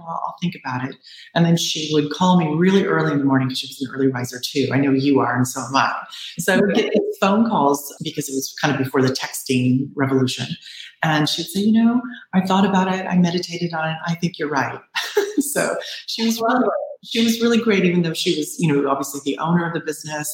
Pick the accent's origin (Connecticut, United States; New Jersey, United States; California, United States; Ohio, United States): California, United States; Bay Area; also born or lived in Orange County / Los Angeles; now in Southern California, United States; I'm from the Bay Area. I grew up there and then I moved to Orange County and then Los Angeles